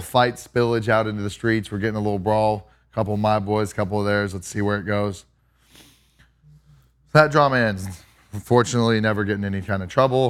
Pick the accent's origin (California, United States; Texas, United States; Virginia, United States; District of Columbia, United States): Texas, United States; Kerrville; I grew up in Kerrville